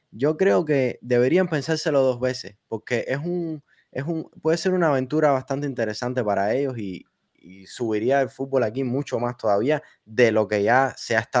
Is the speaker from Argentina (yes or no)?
no; Miami, Florida, United States; Ya que somos de Miami